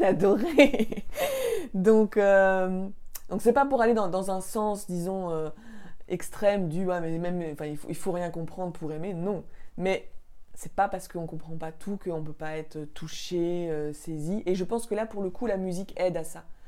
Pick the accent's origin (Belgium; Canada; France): France; Paris, Île-de-France; j'ai grandi à Paris